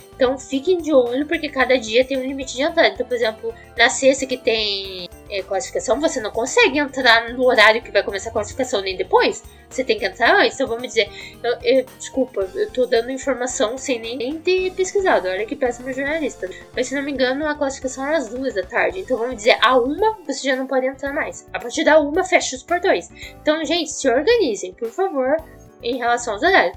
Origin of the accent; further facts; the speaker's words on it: Curitiba, Paraná, Brazil; eu sou de Curitiba, não sou de São Paulo